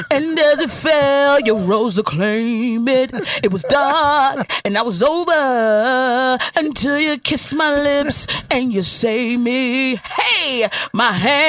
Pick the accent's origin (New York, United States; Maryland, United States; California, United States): Maryland, United States; Aberdeen; I grew up in Maryland. I grew up in Aberdeen, Maryland.